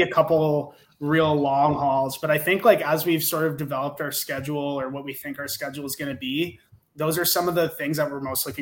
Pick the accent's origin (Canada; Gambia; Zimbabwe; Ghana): Canada; we're Canadian